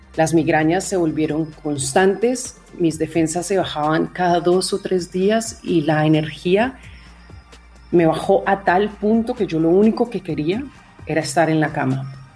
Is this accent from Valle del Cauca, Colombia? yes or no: yes; Cali, Valle del Cauca, Colombia; moved away as an adult; also born or lived in Bogotá; Salí de Cali, mi ciudad, en Colombia, me fui a la capital.